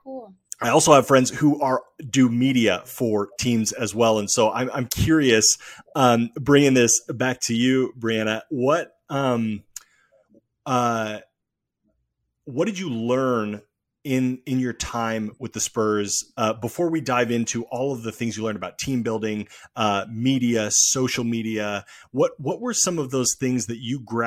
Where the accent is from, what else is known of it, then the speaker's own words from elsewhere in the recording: Oregon, United States; moved away as an adult; now in Los Angeles, United States; growing up in Oregon, we don't have a professional team